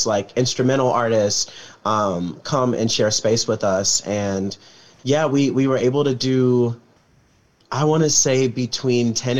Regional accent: Chicago, Illinois, United States; Growing up on the South Side of Chicago

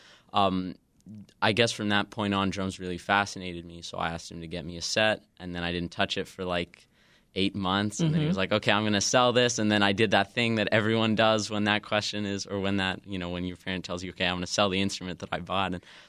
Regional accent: Kamloops, British Columbia, Canada; now in Chicago, United States; So I'm from Western Canada. I'm about like 4 hours north of Vancouver in a city called Kamloops.

